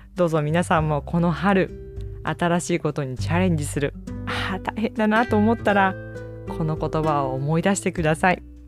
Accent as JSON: {"language": "Japanese", "region": "Kyushu", "country": "Japan", "tie": "born or raised there", "moved": "yes", "lives_now": "Kobe, Japan", "said": "私の実家ふるさとの九州の方"}